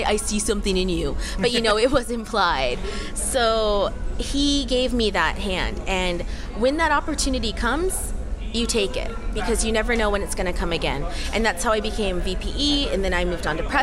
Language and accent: English; United States; moved away as an adult; now in South Korea; I am American. I have an American passport. I was raised in America, but I'm ethnically Korean, and I was born in Korea, but I was adopted.